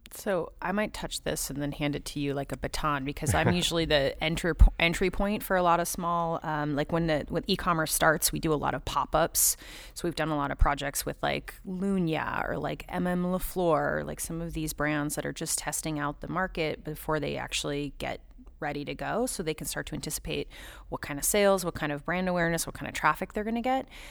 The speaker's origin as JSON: {"language": "English", "region": "Southern California", "country": "United States", "tie": "born or raised there", "moved": "yes", "said": "I grew up in Southern California"}